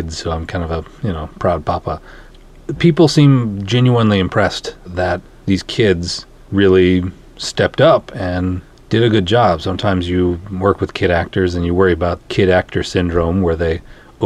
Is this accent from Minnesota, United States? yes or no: yes; Minnesota, United States; I'm from Minnesota